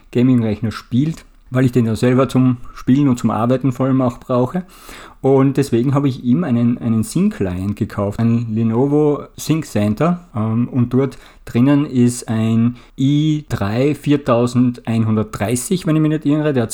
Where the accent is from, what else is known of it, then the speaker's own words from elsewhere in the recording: Austria; Ich komme ja aus Österreich und es gibt bei uns auch oft gelevelt sozusagen